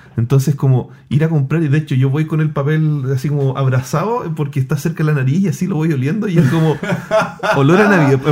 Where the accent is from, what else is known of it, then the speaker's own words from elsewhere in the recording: Chile; soy de Chile